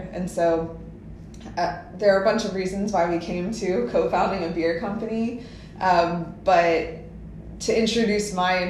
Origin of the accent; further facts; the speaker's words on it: Pennsylvania, United States; moved away as an adult; also born or lived in New York City; But I grew up in Pennsylvania, moved to New York City right after college.